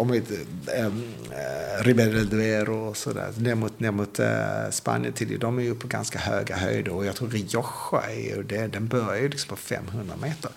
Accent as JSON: {"language": "Swedish", "country": "Sweden", "said": "då körde jag som svensk"}